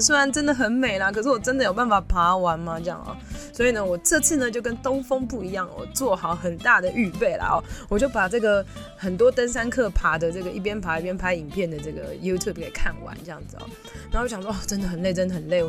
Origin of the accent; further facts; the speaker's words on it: Taipei, Taiwan; 身为台北人的我